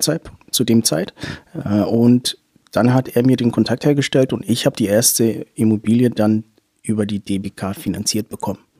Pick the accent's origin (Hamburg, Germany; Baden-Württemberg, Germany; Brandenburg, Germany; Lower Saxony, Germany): Hamburg, Germany; moved away as an adult; also born or lived in Munich; now in Nuremberg, Germany; ich bin gebürtig aus Hamburg